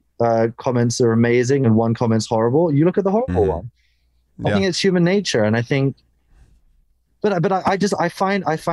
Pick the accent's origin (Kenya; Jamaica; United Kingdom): United Kingdom; as a British guy